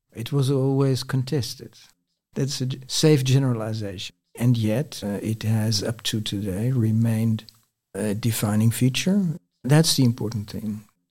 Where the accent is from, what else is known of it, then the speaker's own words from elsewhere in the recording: Netherlands; moved away as an adult; also born or lived in France; I'm a Dutch native sociologist